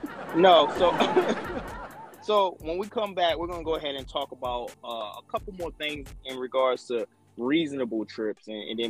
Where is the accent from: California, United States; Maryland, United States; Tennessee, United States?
Maryland, United States; Baltimore; I grew up in Baltimore. Yeah, we have a large Spanish population